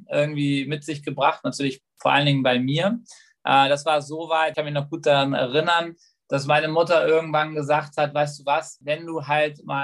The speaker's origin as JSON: {"language": "German", "region": "Hamburg", "country": "Germany", "tie": "born or raised there", "said": "Also bei mir war es so, ich bin in, in Hamburg zur Schule gegangen."}